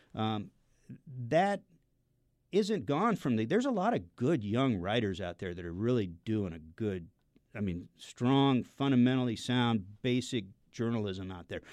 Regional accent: Seattle, Washington, United States; I grew up in the Seattle area.

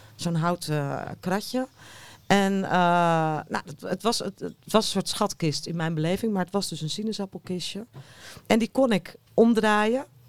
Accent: Haarlem, North Holland, Netherlands; Ik kom zelf uit Haarlem

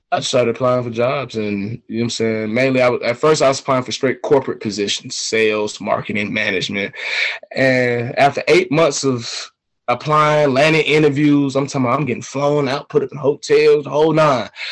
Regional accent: Atlanta, Georgia, United States; also born or lived in China; I'm from Atlanta, Georgia

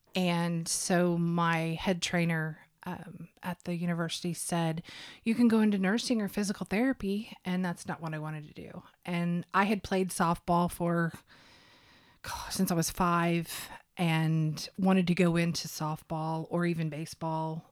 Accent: Bixby, Oklahoma, United States; also born or lived in Muskogee, Oklahoma; I was actually born in Muskogee, but I grew up in Bixby.

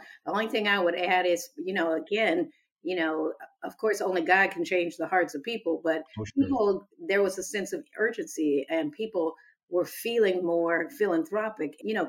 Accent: Riverside, California, United States; moved away as an adult; now in Huntsville, United States; my hometown, Riverside, California.

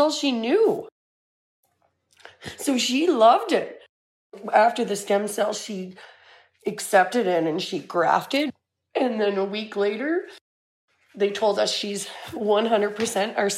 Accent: Salmon Arm, British Columbia, Canada; I'm from Salmon Arm, British Columbia.

